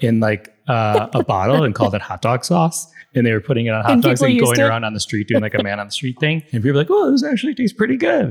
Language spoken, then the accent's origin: English; Chicago, Illinois, United States; born or raised there